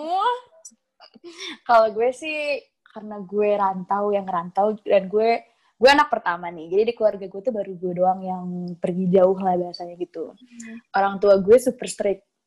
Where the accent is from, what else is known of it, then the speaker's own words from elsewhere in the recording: Bekasi, West Java, Indonesia; asal gue dari Bekasi